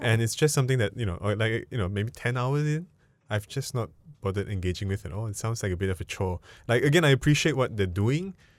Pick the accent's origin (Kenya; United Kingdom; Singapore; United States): Singapore; I'm Singaporean